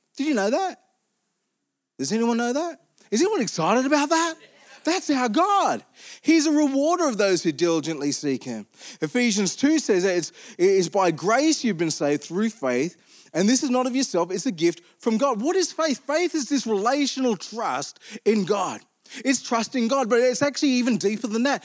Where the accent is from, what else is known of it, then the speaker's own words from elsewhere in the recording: Armidale, New South Wales, Australia; I grew up in Armidale